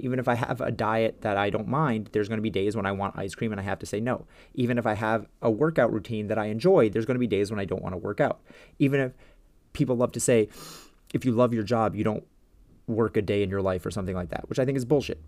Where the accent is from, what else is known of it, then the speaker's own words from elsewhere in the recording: New York, United States; I'm from New York